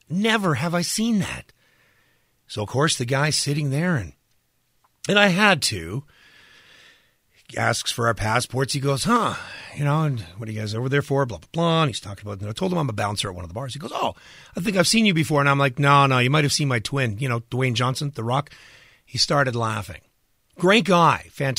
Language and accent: English; Canada; As a Canadian, I'm allowed to complain because that's, you know, what we get all the time.